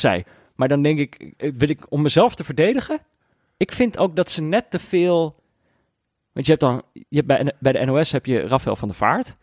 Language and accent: Dutch; Amsterdam, North Holland, Netherlands; In mijn geboortestad, op fietsafstand van mijn voordeur